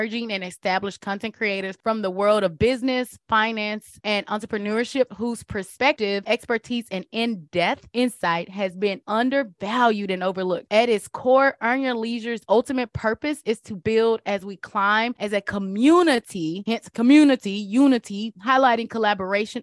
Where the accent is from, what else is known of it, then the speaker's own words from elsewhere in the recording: Texas, United States; also born or lived in California; I'm a Texan girl